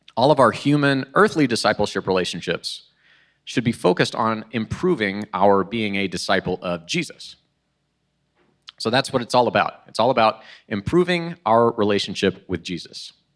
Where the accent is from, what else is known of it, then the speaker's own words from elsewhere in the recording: Oklahoma, United States; moved away as an adult; now in Illinois, United States; I'm originally from Oklahoma.